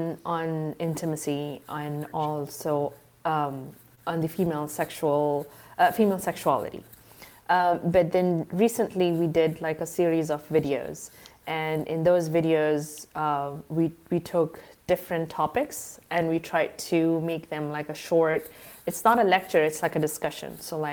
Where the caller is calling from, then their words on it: Qatar; I am right now in the Middle East. I'm in Qatar.